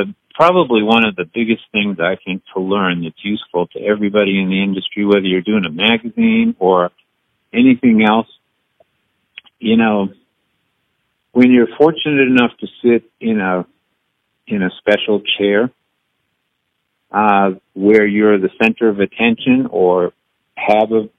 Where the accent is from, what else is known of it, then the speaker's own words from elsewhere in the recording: New England, United States; now in Nashville, United States; I grew up in New England